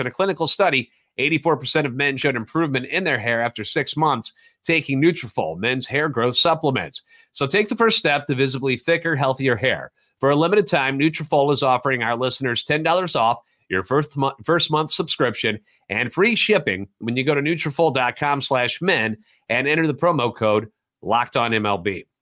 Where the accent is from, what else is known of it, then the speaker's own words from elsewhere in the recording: St. Louis, Missouri, United States; Born and raised in the Louvre and a lifetime Cardinals fan.